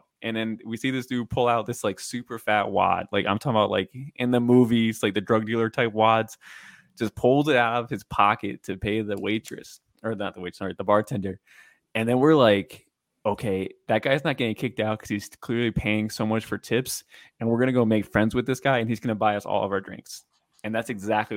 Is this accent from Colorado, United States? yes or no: no; Maryland, United States; moved away as an adult; now in Louisville, United States; I'm from Maryland